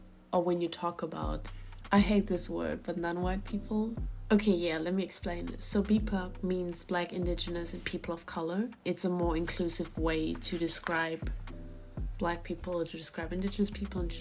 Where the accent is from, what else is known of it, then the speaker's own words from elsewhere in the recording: Germany; I was born in Germany